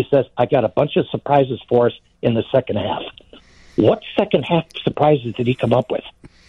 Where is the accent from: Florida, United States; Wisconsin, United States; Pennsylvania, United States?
Wisconsin, United States; Green Bay; Born and raised in Green Bay, still a Bears fan.